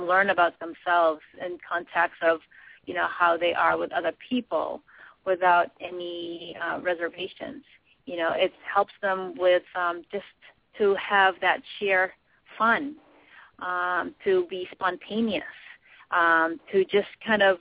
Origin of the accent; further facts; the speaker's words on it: Boston, Massachusetts, United States; also born or lived in Philippines; I grew up really in the city here, so in the Boston area, but I was born in the Philippines